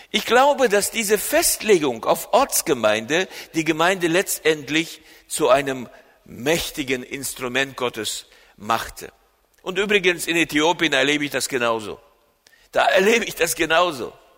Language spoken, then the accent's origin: German; Germany; hier bei uns in Deutschland